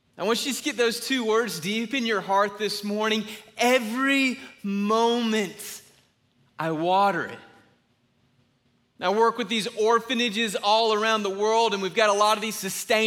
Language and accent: English; Griffin, Georgia, United States; I'm from a little place called Griffin